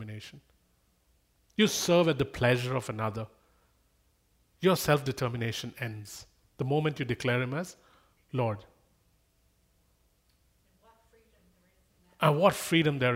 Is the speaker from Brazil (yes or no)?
no; India; moved away